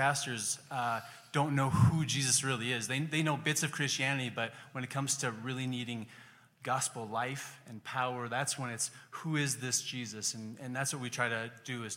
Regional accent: Bozeman, Montana, United States; moved away as an adult; also born or lived in Cusco, Peru; now in Tacna, Peru; We grew up here in Bozeman

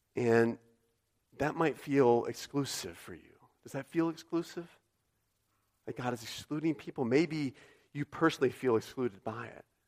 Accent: United States

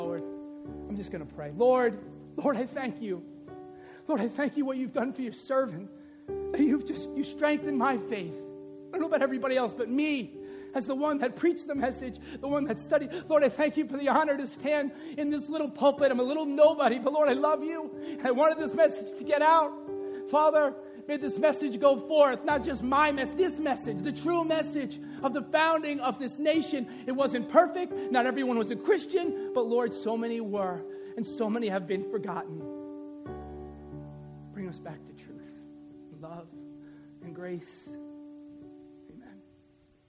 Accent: the North, Northern United States, United States; I'm a Northerner. I'm a Yankee, right?

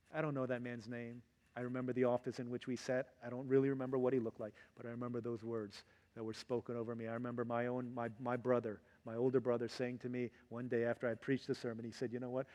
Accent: Virginia, United States; growing up in Virginia

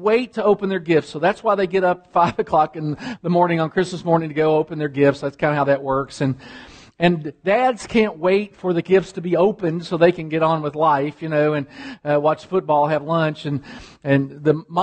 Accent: Kentucky, United States; moved away; I'm from Kentucky

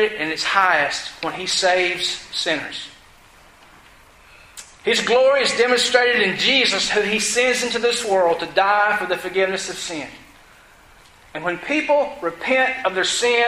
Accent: Georgia, United States; I was from Georgia. I had an accent.

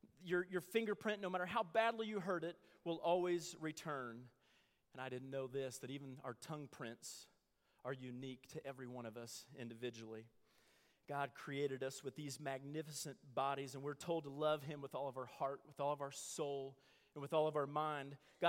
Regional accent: Midwest, United States; I grew up in the Midwest, and it's full of oak

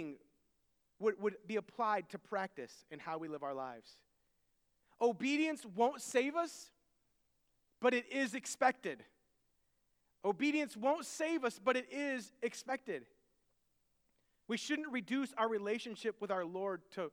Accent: United States; I can't go anywhere without people knowing that I am American. My appearance screams American.

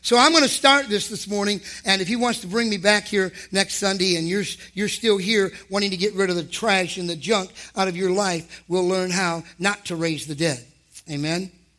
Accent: Ohio, United States; I'm from Ohio, by the way

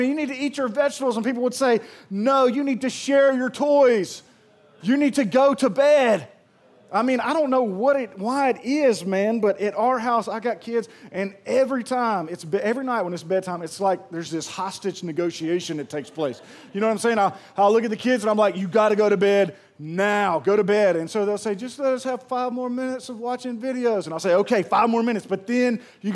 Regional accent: Pearl, Mississippi, United States; moved away; I am from Pearl, and I'm so proud of that place that's grown up

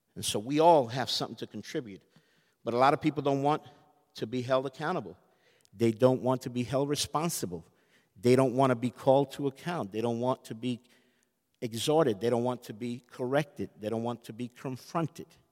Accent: United States; I'm American

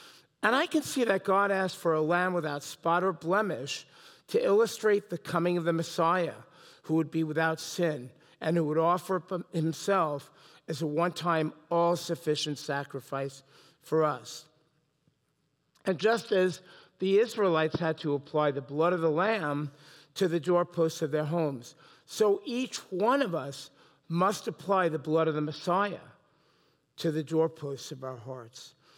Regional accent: New York City, New York, United States; was very special to me as I was growing up as a boy in New York City. Now, I bet you couldn't tell, I'm originally from New York, right?

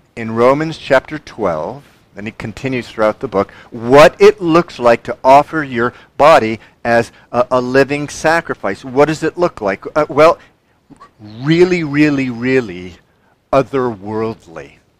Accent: United States; I'm a Christian first and an American second.

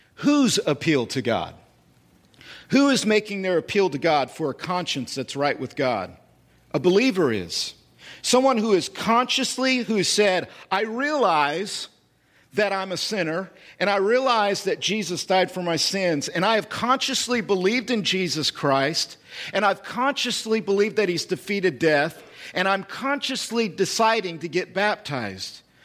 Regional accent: United States; I'm a citizen. I'm American.

